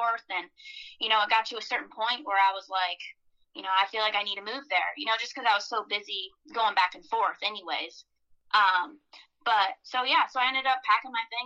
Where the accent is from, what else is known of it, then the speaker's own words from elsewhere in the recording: Michigan, United States; moved away; my hometown in Michigan